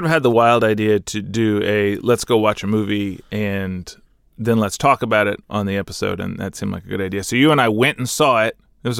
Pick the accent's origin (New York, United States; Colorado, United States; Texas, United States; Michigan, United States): Texas, United States; Growing up in Texas, and I'm sure you growing up in Santa Monica, there was always a weird disconnect between, like, it doesn't snow here.